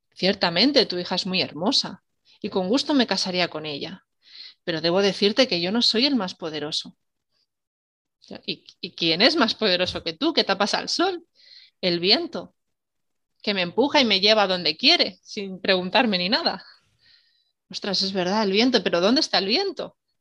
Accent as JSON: {"language": "Spanish", "town": "Salamanca", "region": "Castile and León", "country": "Spain", "said": "Yo soy de Salamanca"}